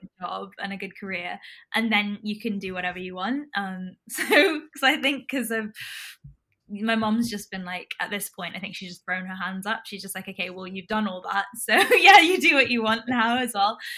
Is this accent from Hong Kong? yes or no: yes; Hong Kong; now in London, United Kingdom; We're Indian by descent. I grew up in Hong Kong.